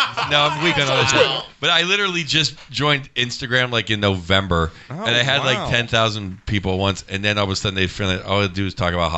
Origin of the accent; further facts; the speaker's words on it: Pittsburgh, Pennsylvania, United States; moved away; I'm back in my hometown, Pittsburgh